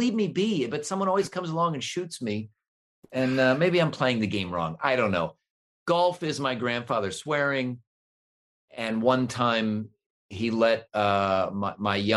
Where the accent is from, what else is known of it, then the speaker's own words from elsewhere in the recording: Cleveland, Ohio, United States; I grew up in Cleveland